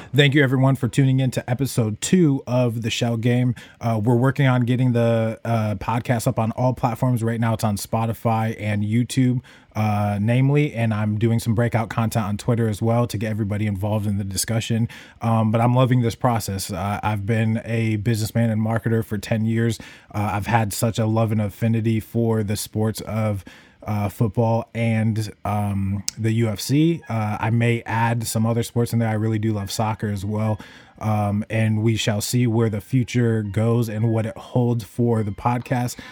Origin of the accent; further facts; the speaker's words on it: Buffalo, New York, United States; now in Chicago, United States; I'm here in Chicago. I was born in Buffalo